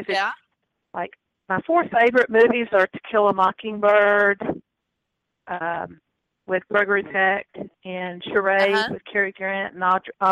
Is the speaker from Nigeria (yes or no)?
yes; Nigeria; born there; Remember though, I was born in Nigeria, and there was a big British influence in Nigeria, so we had proper tea time.